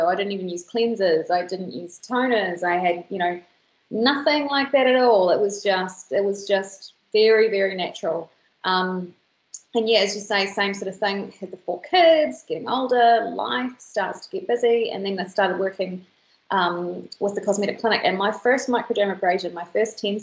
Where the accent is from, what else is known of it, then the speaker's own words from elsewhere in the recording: New Zealand; New Zealand, we're a very young country